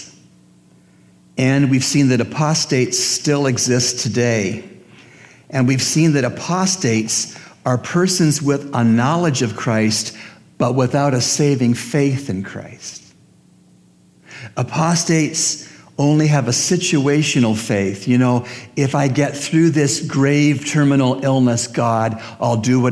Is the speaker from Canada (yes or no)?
yes; Canada; as a Canadian